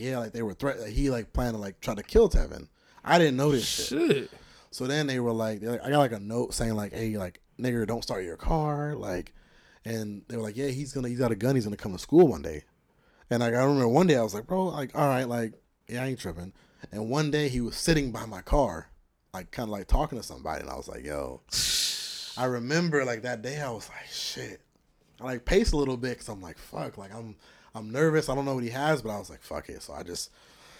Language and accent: English; El Cajon, California, United States; I grew up in El Cajon